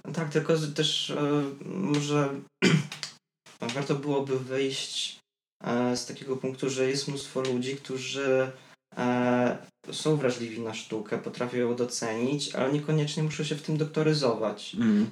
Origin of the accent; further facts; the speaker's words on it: Biała Podlaska, Lublin Voivodeship, Poland; now in Warsaw, Poland; do Białej Podlaskiej, z której jestem